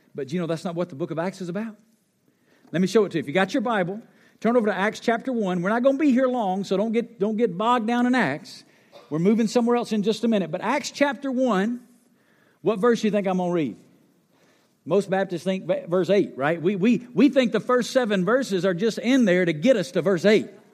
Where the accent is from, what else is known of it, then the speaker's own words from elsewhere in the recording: North Alabama, United States; moved away as an adult; also born or lived in Memphis, Tennessee; now in Las Vegas, United States; I grew up in North Alabama